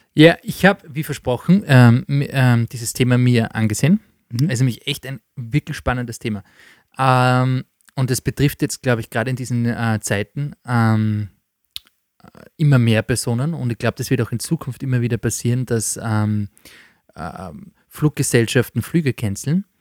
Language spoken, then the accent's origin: German; Austria; bei uns in Österreich